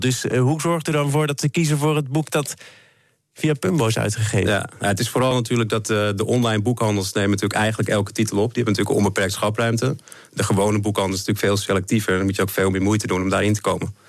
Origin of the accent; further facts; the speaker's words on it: Netherlands; wij zijn als Nederlander